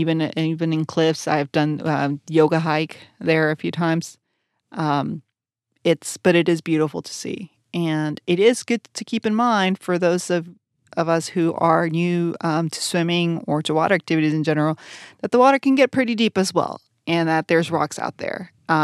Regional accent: Brownsville, Texas, United States; I grew up at South in Brownsville, deep South Texas.

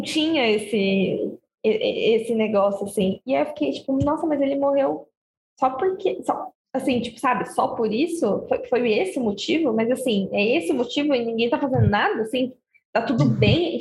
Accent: Osasco, São Paulo, Brazil; moved away; eu morava lá no meu país, né, Osasco, eu era uma jovem criança

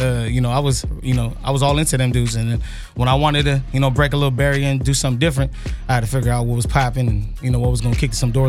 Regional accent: San Jose, California, United States; when I told them I'm from, like, San Jose

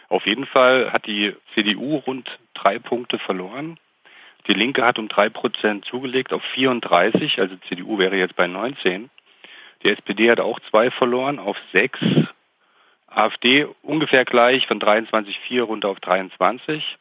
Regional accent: Thuringia, Germany; wir fühlen uns als Thüringer eigentlich immer gut

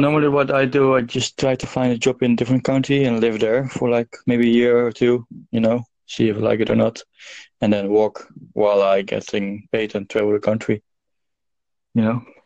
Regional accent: Amsterdam, North Holland, Netherlands; also born or lived in South Africa; I'm Dutch and I'm from Amsterdam

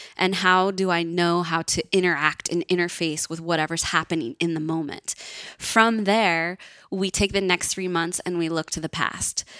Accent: Northern California, United States; I grew up in Northern California, which is pretty bohemian.

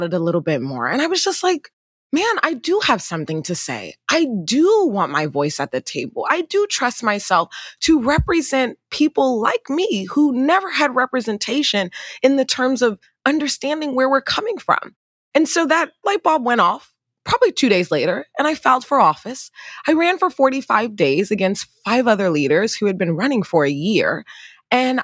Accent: Riverdale, Maryland, United States; also born or lived in Nigeria; We lived in a one-bedroom apartment in Prince George's County over in Riverdale

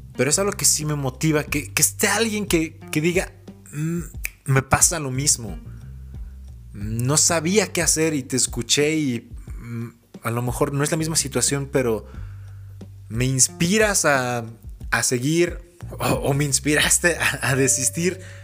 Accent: Mexico City, Mexico; moved away; Crecí en la ciudad, crecí en Ciudad de México.

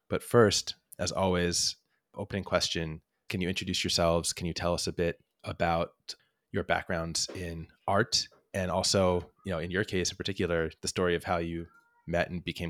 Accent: New York, United States; Also being a New Yorker, obviously like a big live music fan, I probably moved formally into the city like 2008.

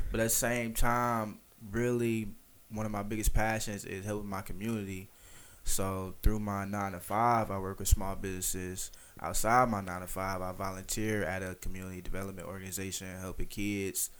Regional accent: Detroit, Michigan, United States; I'm from Detroit

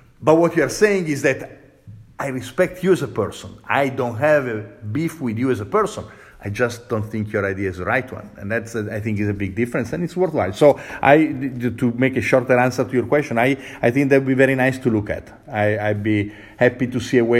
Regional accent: Italy; English is a second language; now in United States; I'm Italian. My mom comes from Northern Italy. My father comes from Southern Italy

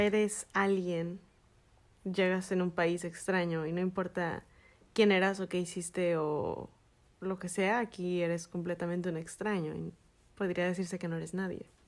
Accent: Mexico; moved away as an adult; now in United States; nosotros como mexicanos

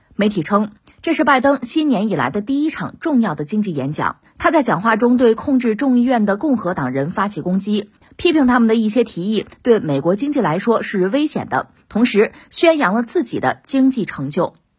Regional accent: China; 就说我们中国人

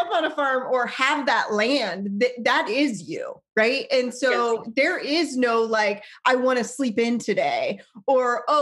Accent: Lincoln, Nebraska, United States; moved away; I did not grow up on a farm. I grew up in Lincoln.

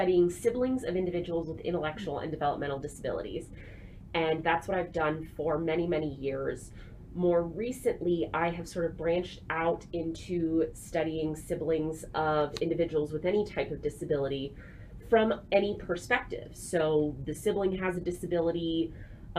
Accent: Canton, Ohio, United States; moved away as an adult; also born or lived in Nashville, Tennessee; I'm originally from Northeast Ohio. So if you know the area, I grew up near Canton

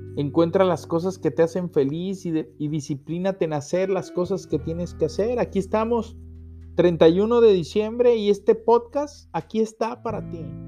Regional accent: Mexico; En México somos bendecidos tener capillas de adoración perpetua.

